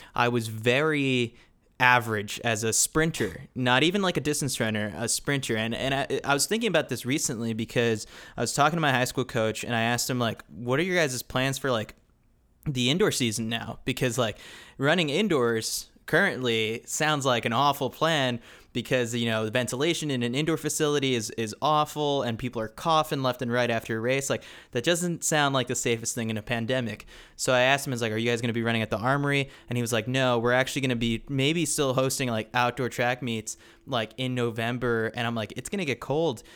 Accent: New York City, New York, United States; moved away as an adult; also born or lived in Milwaukee, Wisconsin; growing up in New York City

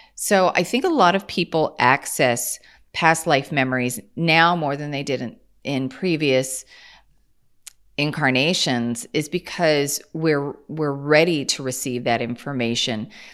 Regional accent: Kansas, United States; I'm from Kansas

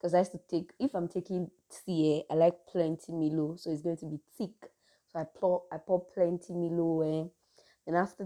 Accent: Nigeria; I'm a Nigerian, so we just really have dry season and cold season

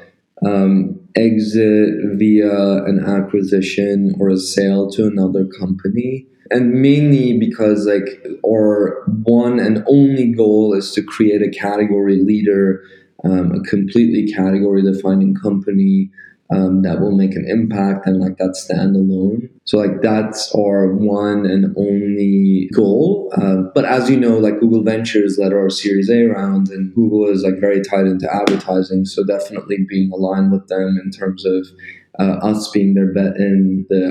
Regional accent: Turkey; moved away as an adult; I'm coming from Turkey

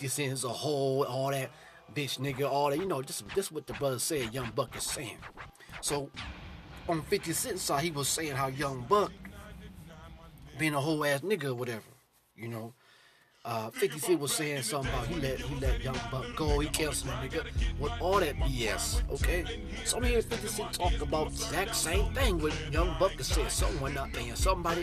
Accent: Cleveland, Ohio, United States; I'm not from New York, I'm from the Cleveland area, you know, Ohio

